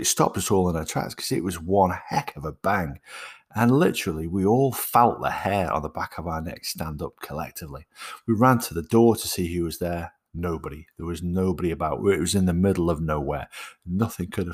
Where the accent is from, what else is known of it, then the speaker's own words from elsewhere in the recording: Stoke-on-Trent, West Midlands, United Kingdom; I was born in Burslem, Stoke-on-Trent